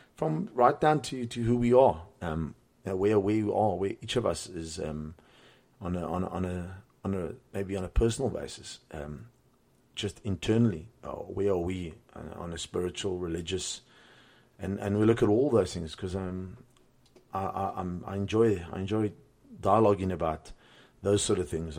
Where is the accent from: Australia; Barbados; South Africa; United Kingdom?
South Africa; Cape Town, Western Cape; moved away as an adult; also born or lived in Johannesburg; born and raised in Cape Town. Grew up there